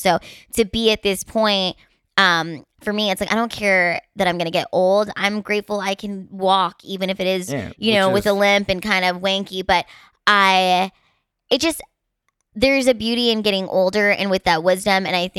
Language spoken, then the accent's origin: English; Philippines; And, you know, I'm Filipina, so I'm just going to age like fine wine.